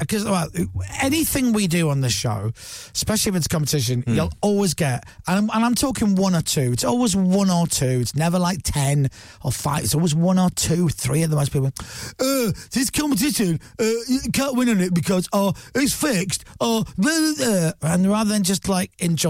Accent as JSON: {"language": "English", "town": "Durham", "region": "North East England", "country": "United Kingdom", "said": "And I'm from Durham, Chris."}